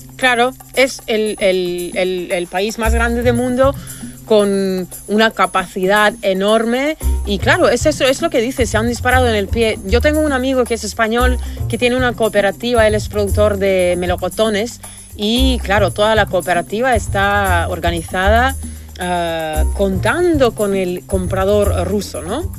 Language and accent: Spanish; Argentina; Yo soy argentina